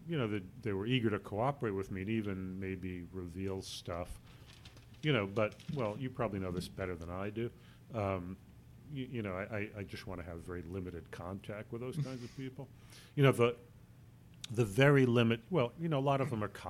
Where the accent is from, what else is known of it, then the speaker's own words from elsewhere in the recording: New York City, New York, United States; I grew up in the Bronx